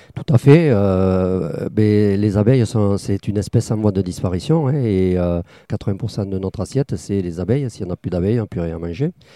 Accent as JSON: {"language": "French", "area": "Tarn-et-Garonne", "region": "Occitania", "country": "France", "also_born_or_lived": "Bordeaux", "moved": "as an adult", "lives_now": "Gujan-Mestras, France", "said": "je suis originaire du Tarn-et-Garonne"}